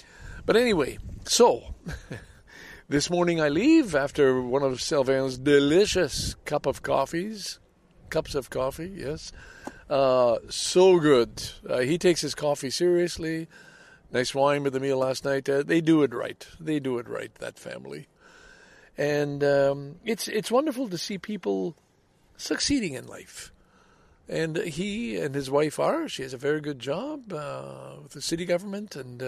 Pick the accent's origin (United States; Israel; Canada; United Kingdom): Canada; Valleyfield, Quebec; This is in Valleyfield, Quebec, my hometown, as you know.